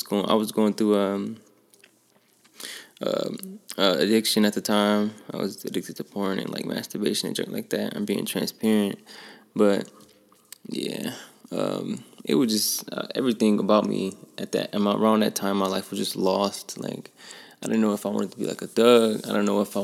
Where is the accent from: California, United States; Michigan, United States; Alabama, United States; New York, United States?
Michigan, United States; Flint; I grew up in Flint, Michigan, on the north side